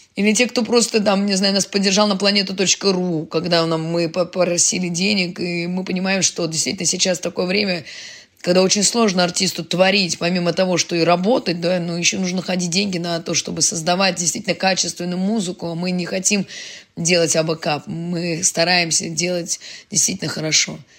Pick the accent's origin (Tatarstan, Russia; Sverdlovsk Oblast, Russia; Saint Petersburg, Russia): Saint Petersburg, Russia; now in Kazan, Russia; я же родилась в Ленинграде